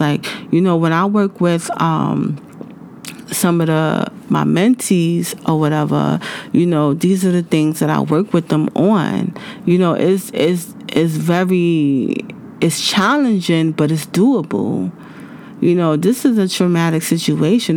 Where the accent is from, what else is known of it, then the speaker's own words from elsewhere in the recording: United States; I'm from the United States